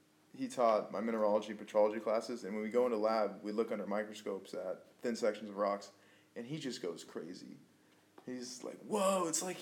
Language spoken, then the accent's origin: English; Bakersfield, California, United States; I have nothing against Bakersfield. I've lived here all my life, and I'm ready to get out for a little while.